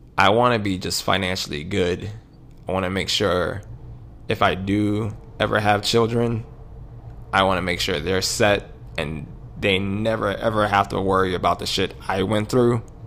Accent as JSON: {"language": "English", "town": "New York City", "region": "New York", "country": "United States", "tie": "born or raised there", "moved": "yes", "said": "I grew up in Harlem."}